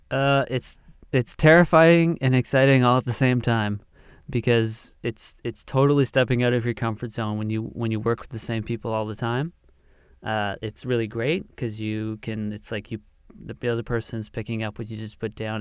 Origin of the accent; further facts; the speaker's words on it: the Maritimes, Atlantic Canada, Canada; we're from the Maritimes and Atlantic Canada